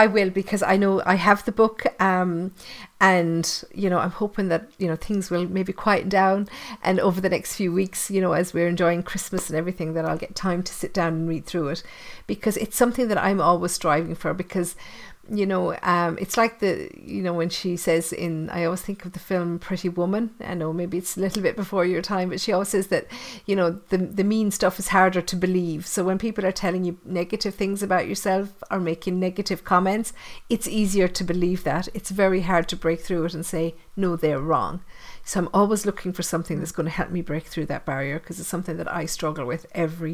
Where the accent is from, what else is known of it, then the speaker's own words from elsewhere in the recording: Tipperary, Munster, Ireland; accent: Tipperary; the old Tipperary accent comes out every now and again